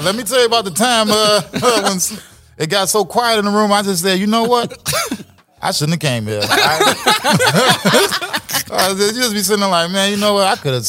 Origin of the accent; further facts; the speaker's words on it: Chicago, Illinois, United States; I'm from Chicago.